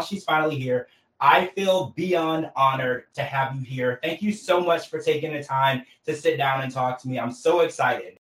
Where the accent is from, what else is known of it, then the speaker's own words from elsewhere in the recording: Louisiana, United States; I actually also grew up in the country. I'm from Louisiana, so I grew up in the church